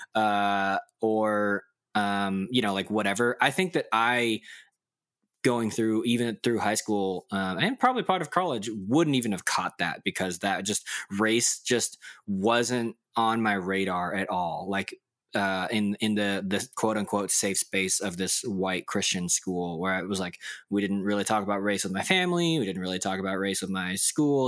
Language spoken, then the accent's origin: English; Dallas, Texas, United States; I remember in public elementary, race was a huge issue on the playground because, like, in Dallas